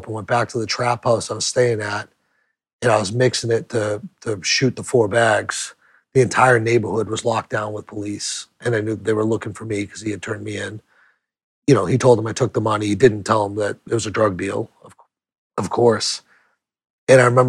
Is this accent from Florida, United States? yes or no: no; New Hampshire, United States; also born or lived in Portland, Maine; I went back to my home state of New Hampshire